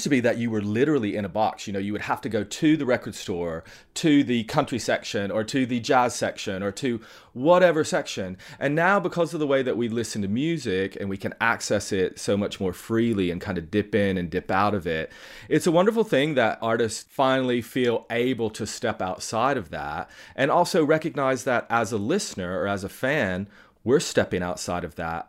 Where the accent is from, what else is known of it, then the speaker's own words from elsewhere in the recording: Tennessee, United States; moved away; I'm originally from Tennessee. My whole family's still there. I've been here for ages. But growing up in Tennessee